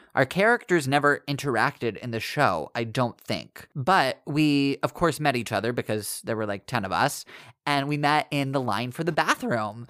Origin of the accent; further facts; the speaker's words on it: Virginia, United States; moved away as an adult; now in New York City, United States; I grew up in Virginia and moved to New York City just over seven years ago